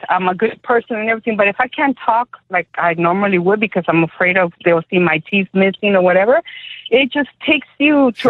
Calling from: Decatur, Georgia, United States; I am calling you from Decatur, Georgia

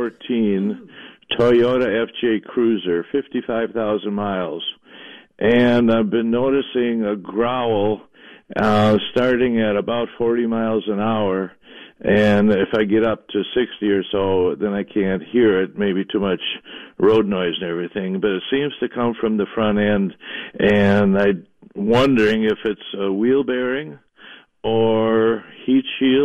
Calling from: Grant, Minnesota, United States; From Grant.

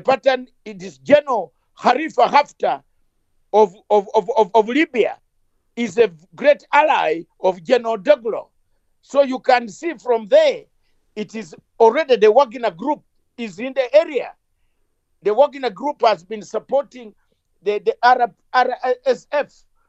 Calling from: London, United Kingdom; I am joining you from London, the capital city of United Kingdom, and not Nairobi.

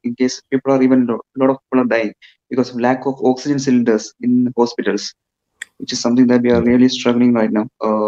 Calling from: India; I'm calling from India.

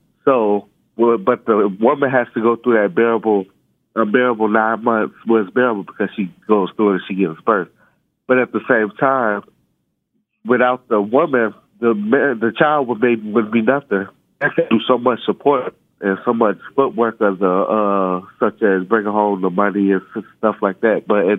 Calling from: Chicago, Illinois, United States; I'm calling from Chicago, Illinois.

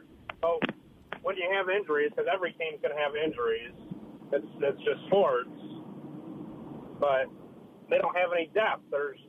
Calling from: New York, United States; So I'm not from Wisconsin. I live in New York, but I follow the NL Central pretty closely

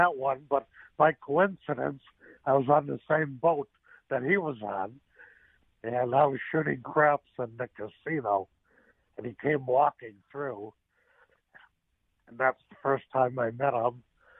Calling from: Missouri, United States; I'm calling you from Missouri.

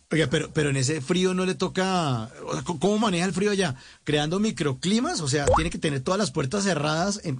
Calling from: Jamundí, Valle del Cauca, Colombia; desde mi bello Jamundí, en el Valle del Cauca.

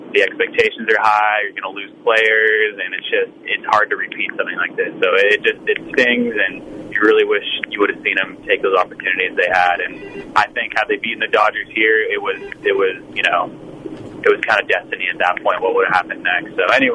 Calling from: Napa, California, United States; It's …, driving in Napa.

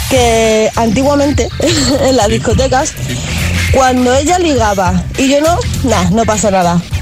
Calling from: Móstoles, Community of Madrid, Spain; Pues soy … de Móstoles

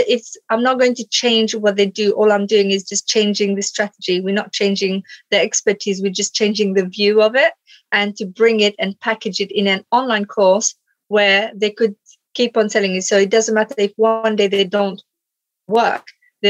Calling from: Stevenage, East of England, United Kingdom; So in the UK, I'm in Stevenage.

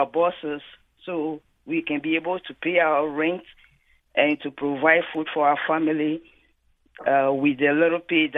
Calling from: Danbury, Connecticut, United States; I'm calling from Danbury, and I work as a CNA

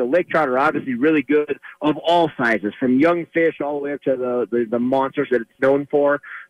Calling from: Colorado, United States; I am calling from Blue Mesa Reservoir

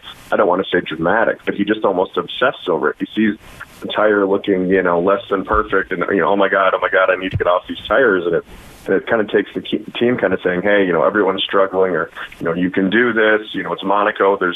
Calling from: Machesney Park, Illinois, United States; Uh, Machesney Park, Illinois, Northern Illinois.

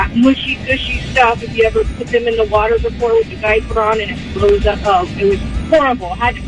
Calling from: Belmont, California, United States; I'm calling from Belmont.

